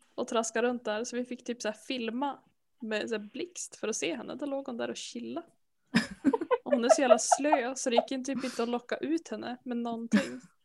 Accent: Härnösand, Västernorrland County, Sweden; jag är uppvuxen i Härnösand

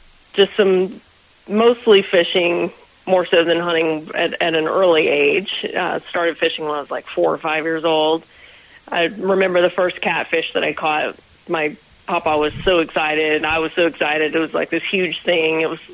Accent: Georgia, United States; also born or lived in Florida; But I grew up in Georgia and North Florida, which is essentially the same as South Georgia.

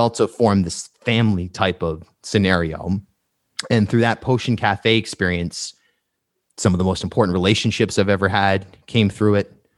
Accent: Charlestown, Rhode Island, United States; moved away as an adult; also born or lived in New York; I grew up in Charlestown and in the woods

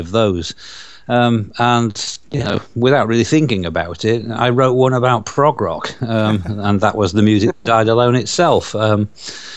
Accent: Yorkshire and the Humber, United Kingdom; accent: Yorkshire; my Yorkshire accent

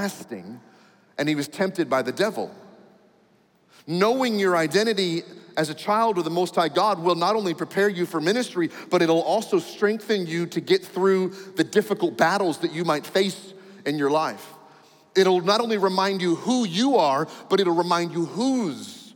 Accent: United States; I'm an American

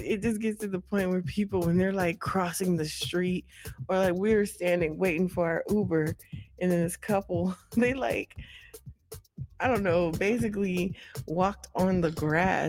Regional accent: California, United States; we're from California

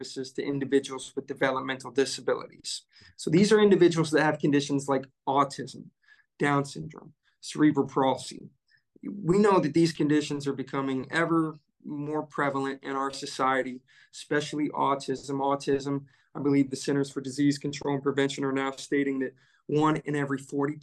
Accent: Bloomington, Indiana, United States; I was born in Bloomington, Indiana. I've been an Indiana native all my life, proud Hoosier.

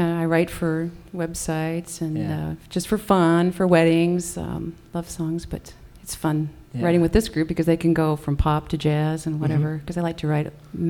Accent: Lake Geneva, Wisconsin, United States; I came from Lake Geneva.

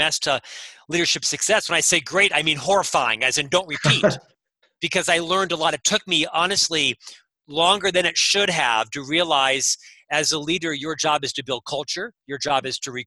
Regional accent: Florida, United States; also born or lived in London / Chicago; now in Salt Lake City, United States; I'm from Florida originally, but I've been all over the world with the company, lived in London for a while, Chicago for 6 years

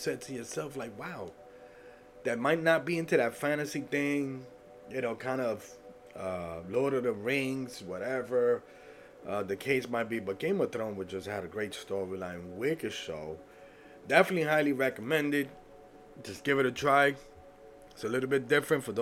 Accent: New York City, New York, United States; I grew up in the Bronx, right? Late 80s, 90s

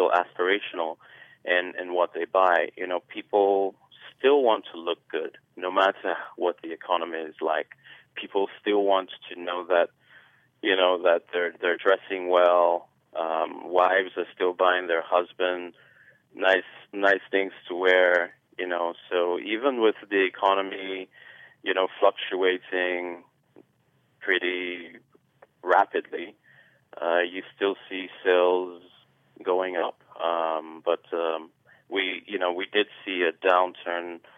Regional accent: Nigeria; I'm a Nigerian myself, born and raised

